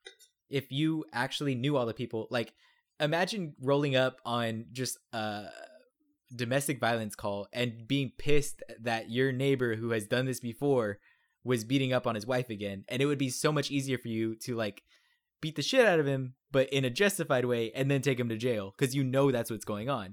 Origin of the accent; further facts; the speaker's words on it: Texas, United States; I'm a Texan